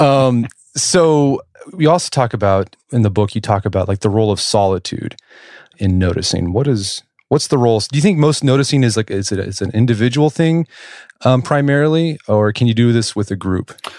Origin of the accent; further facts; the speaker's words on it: Oklahoma City, Oklahoma, United States; I grew up in Oklahoma City